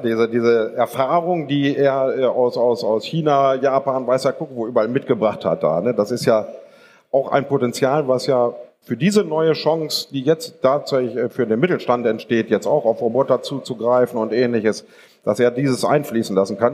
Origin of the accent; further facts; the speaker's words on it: Germany; wir sind Deutsche